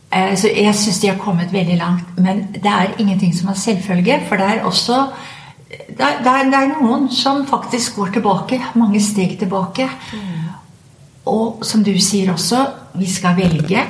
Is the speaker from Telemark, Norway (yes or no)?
yes; Skien, Telemark, Norway; Jeg kom jo fra Ibsens eh, fødeby, Skien